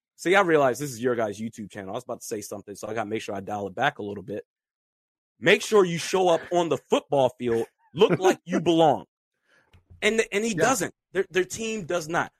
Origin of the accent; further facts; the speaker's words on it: Washington, District of Columbia, United States; I grew up in the Washington DC metropolitan area.